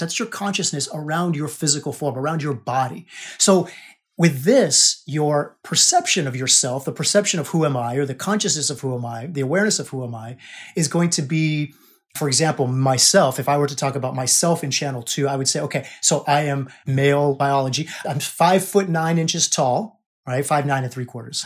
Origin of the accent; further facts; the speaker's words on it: United States; I was born in America, right? I'm an American.